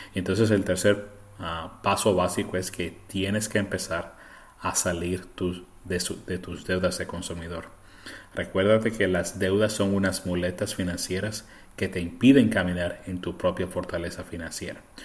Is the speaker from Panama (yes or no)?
no; Puerto Rico; first language Spanish; now in United States; yo crecí en Puerto Rico, así que el español es mi primer idioma, pero estoy en los Estados Unidos desde el 1991